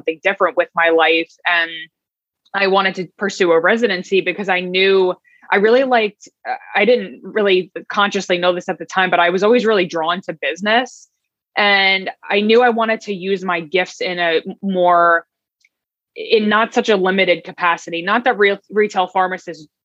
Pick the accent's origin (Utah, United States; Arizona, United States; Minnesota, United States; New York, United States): New York, United States; Long Island; also born or lived in Brooklyn; I grew up in Long Island